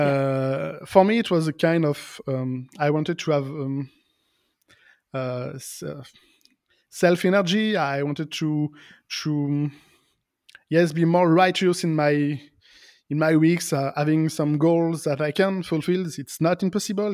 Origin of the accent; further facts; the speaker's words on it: Lyon, Auvergne-Rhône-Alpes, France; English is a second language; in my hometown, in Lyon